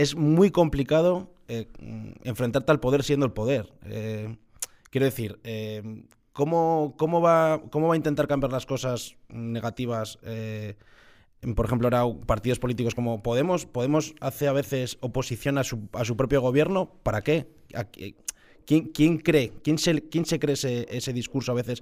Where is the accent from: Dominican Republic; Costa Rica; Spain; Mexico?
Spain; Villacarriedo, Cantabria; somos, pasiegos, somos de Villacarriedo